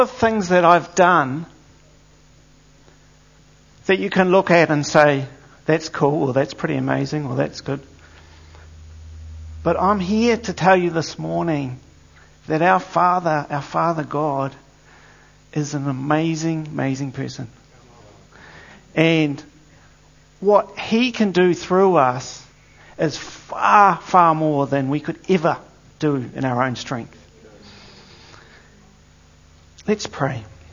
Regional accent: Eastbourne, Wellington, New Zealand; I was actually brought up in the Wellington area. I was brought up in Eastbourne, and a place called Point Howard.

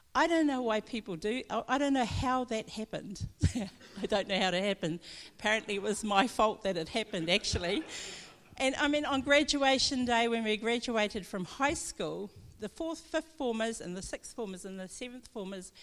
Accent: Omapere, Northland, New Zealand; grew up in Northland, I'm Māori, and I come from Omapere, which is up in Hokianga

